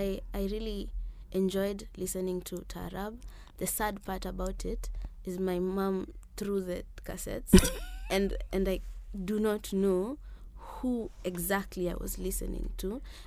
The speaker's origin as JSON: {"language": "English", "region": "Nairobi", "country": "Kenya", "tie": "born or raised there", "said": "In Nairobi. I was just born here, Kenyatta."}